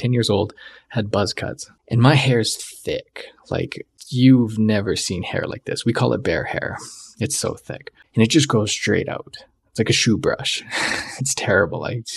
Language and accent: English; Canada; I was Canadian